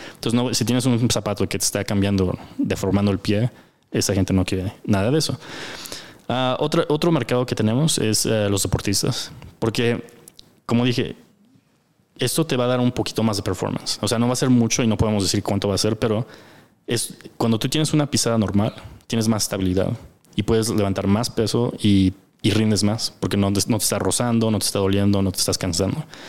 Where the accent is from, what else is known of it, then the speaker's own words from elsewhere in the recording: United States; now in Mexico; los socios somos de Estados Unidos